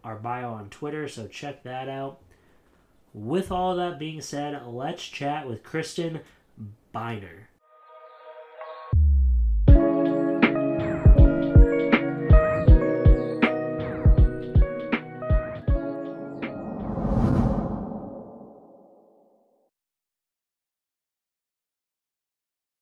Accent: Williamsport, Pennsylvania, United States; I'm from Williamsport, Pennsylvania, which is like baseball central, like as far as like the East Coast goes. So home of the Little League World Series, grew up going to minor league games

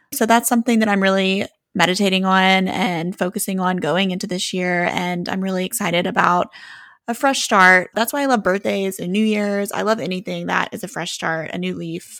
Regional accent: Oxford, Mississippi, United States; We are home for Thanksgiving

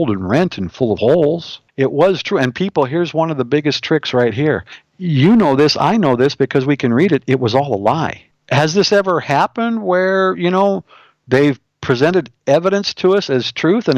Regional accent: Montana, United States; I'm from Montana

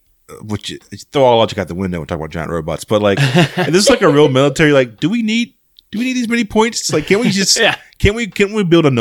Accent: North Carolina, United States; moved away; I'm from North Carolina, where Pepsi is from

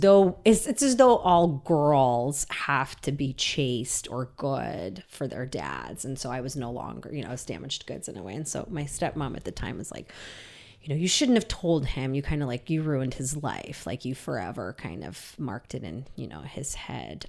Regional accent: Saint Petersburg, Russia; moved away; I was born in Leningrad, and now that's Saint Petersburg

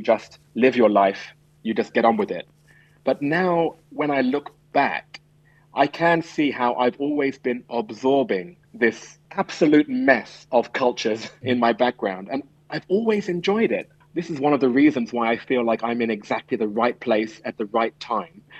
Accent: London, United Kingdom; moved away as an adult; also born or lived in Shanghai / Hong Kong / Singapore; I come from London

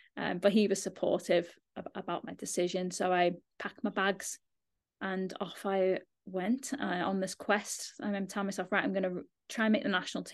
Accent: Liverpool, North West England, United Kingdom; moved away; I'm from Liverpool, just outside of Liverpool.

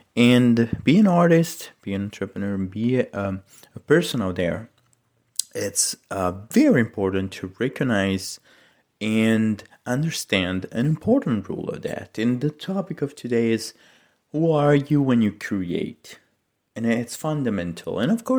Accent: Italy; English is a second language; So my mom's, I'm from Italy, and my mom sent a recipe from my mother-in-law to create her famous eggplant parmigiana.

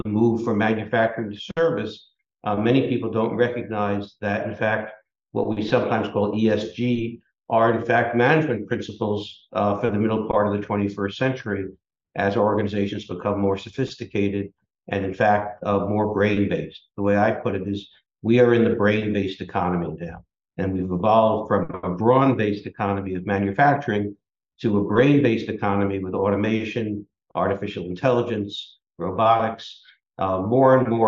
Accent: New York City, New York, United States; also born or lived in Buffalo; I grew up in New York City.

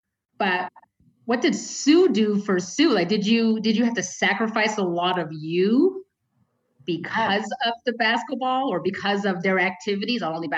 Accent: Canada; I'm so proud as a Canadian.

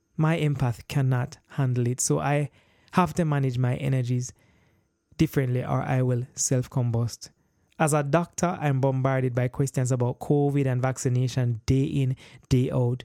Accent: Jamaica; born and raised in Jamaica

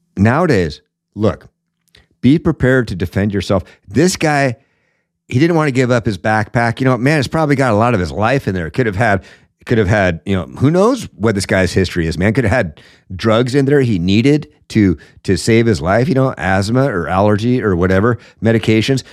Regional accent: Seattle, Washington, United States; I grew up in Seattle

